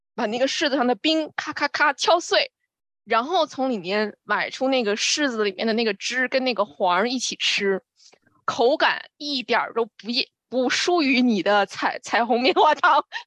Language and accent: Chinese; Beijing, China; moved away; 北京是我的故乡，我在北京出生，长大。而且我年幼的时候是在，呃，北京宣武区